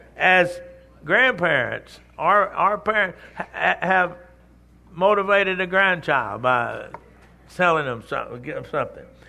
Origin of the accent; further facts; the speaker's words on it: Texas, United States; I'm from Texas.